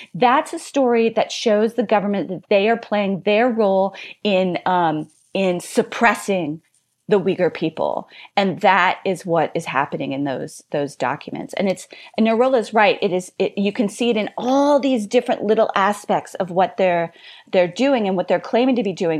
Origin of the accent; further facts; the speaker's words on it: Louisiana, United States; my home state of Louisiana